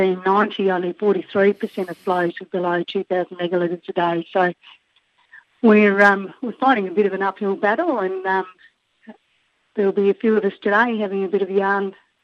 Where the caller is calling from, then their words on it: Killara Station, on the Darling River, New South Wales, Australia; I'm calling from Killara Station at Toowoomba.